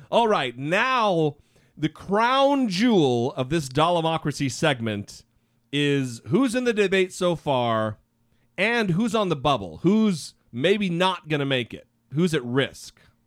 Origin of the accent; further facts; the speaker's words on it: Idaho, United States; now in Orange County, United States; back home in Idaho